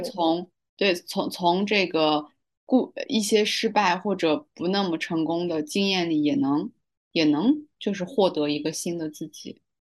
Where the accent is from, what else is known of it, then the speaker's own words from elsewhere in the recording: Xinjiang, China; 我们家乡还是以一个公务员儿为荣